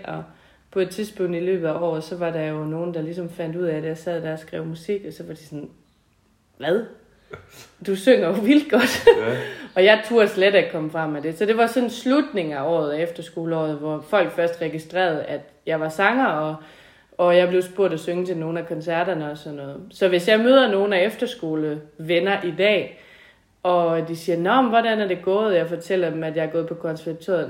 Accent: Tinglev, Southern Denmark, Denmark; also born or lived in Gårdeby; Jeg er fra Tinglev egen oprindeligt, og øh, opvokset på en gård

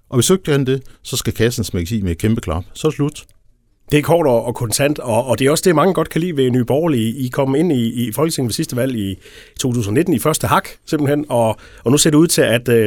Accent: Fredericia, Southern Denmark, Denmark; så jeg kommer fra Fredericia

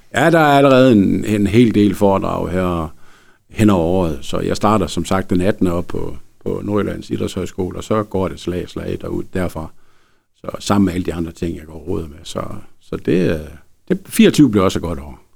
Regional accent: Frederikshavn, North Denmark Region, Denmark; jeg er fra Frederikshavn

